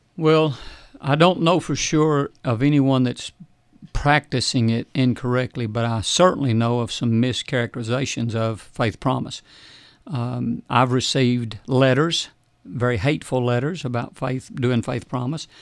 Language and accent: English; United States; we are more American than we are Christian